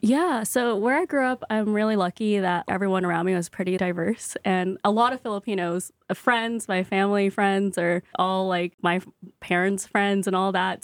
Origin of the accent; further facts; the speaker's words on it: Stockton, California, United States; also born or lived in San Jose, California; now in Brooklyn, United States; I was born in San Jose, and I lived there for six years, and then we moved to Stockton, which is in the Central Valley